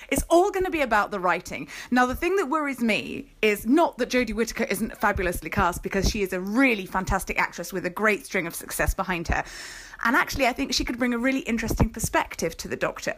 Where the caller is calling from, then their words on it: United Kingdom; calling in from rainy and grey U K.